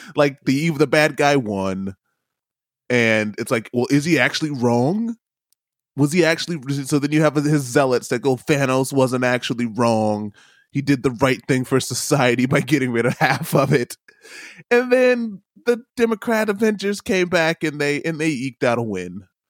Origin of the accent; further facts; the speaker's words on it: United States; now in New Zealand; I can't hide that I'm an American. Every time I open my mouth, I'm an American